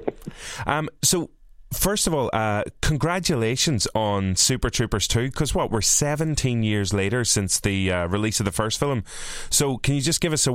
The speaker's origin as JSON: {"language": "English", "country": "Ireland", "said": "as an Irishman who has, I spell my name in quite a funny way because I am Irish"}